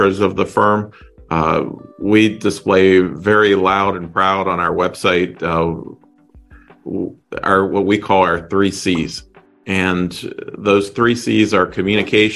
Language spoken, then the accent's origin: English; just outside of Pittsburgh, Pennsylvania, United States; also born or lived in Florida; now in Deerfield Beach, United States; I grew up in just outside of Pittsburgh, Pennsylvania.